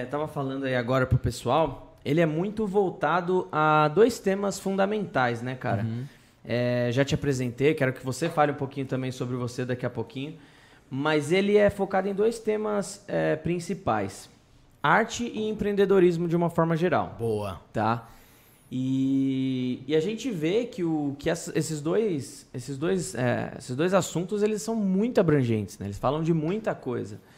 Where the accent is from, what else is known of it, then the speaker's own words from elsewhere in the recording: Ceará, Brazil; Eu sou do Ceará.